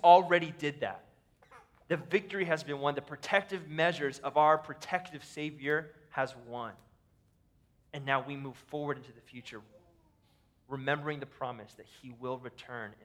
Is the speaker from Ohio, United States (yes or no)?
yes; Ohio, United States; now in Minnesota, United States; We live in Minnesota. I grew up in Ohio, in a tornado valley